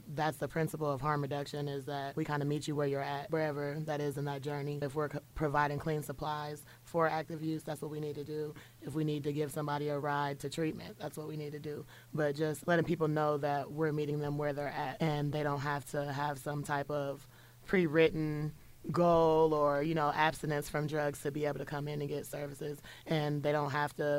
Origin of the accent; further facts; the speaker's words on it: Springfield, Illinois, United States; I'm from Springfield, Illinois, born and raised